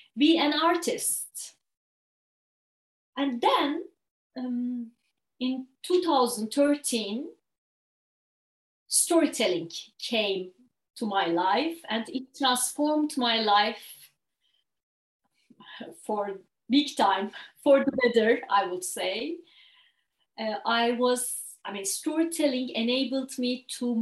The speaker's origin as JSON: {"language": "English", "region": "Istanbul", "country": "Turkey", "tie": "born or raised there", "moved": "as an adult", "lives_now": "Ireland", "said": "I'm originally from Turkey. And I grew up in Istanbul."}